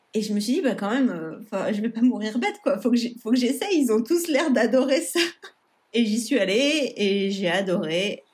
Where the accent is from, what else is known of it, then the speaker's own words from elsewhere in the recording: Nice, Provence-Alpes-Côte d'Azur, France; moved away as an adult; also born or lived in Florida, United States / Idaho, United States; now in Anchorage, United States; Je suis originaire de Nice en France et euh, j'habite aux États-Unis, ça va faire bientôt 9 ans